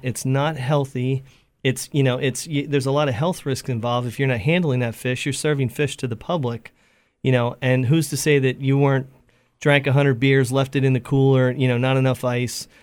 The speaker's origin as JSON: {"language": "English", "region": "Pennsylvania", "country": "United States", "moved": "as an adult", "said": "I'm from Pennsylvania"}